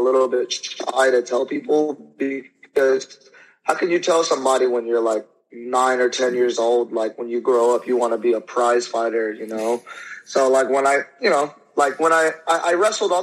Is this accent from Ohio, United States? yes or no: no; Fairfield, California, United States; I was born and raised in Fairfield, California